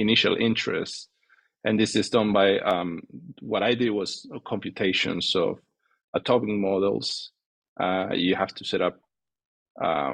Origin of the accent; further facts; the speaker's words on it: Venezuela; moved away; I'm from Venezuela, and that's what I did my undergrad